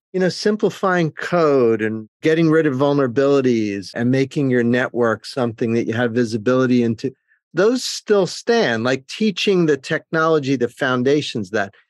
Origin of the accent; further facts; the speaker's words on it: New Jersey, United States; I grew up in New Jersey